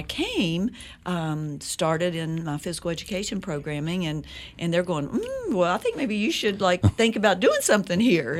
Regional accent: Teays Valley, West Virginia, United States; I'm a Valley girl now, and it wasn't cool to be a Valley girl growing up in Taze Valley when I grew up.

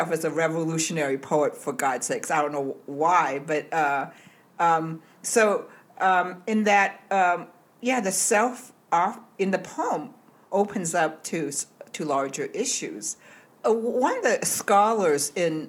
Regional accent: Hong Kong; now in United States; I was born in Hong Kong, but I came to the United States in 1962

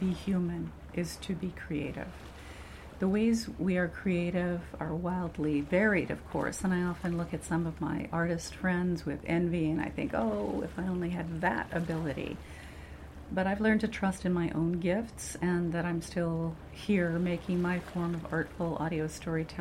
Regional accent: Vancouver, British Columbia, Canada; My traditional territory is in the northwest part of British Columbia along the Skeena River, but I grew up in Vancouver, Coast Salish territory, with Stanley Park as my backyard

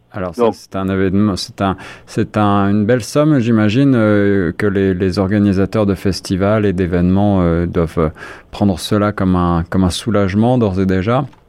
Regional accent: Ontario, Canada; chez nous en Ontario

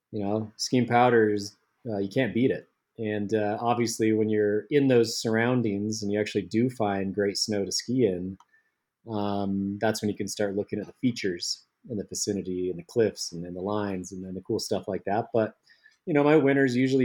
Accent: Salt Lake City, Utah, United States; growing up in Salt Lake City, Utah

